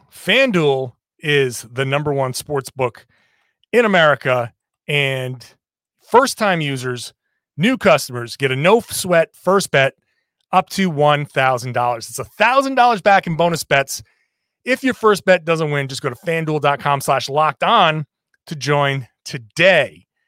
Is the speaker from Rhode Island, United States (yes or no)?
yes; Rhode Island, United States; I'm from Rhode Island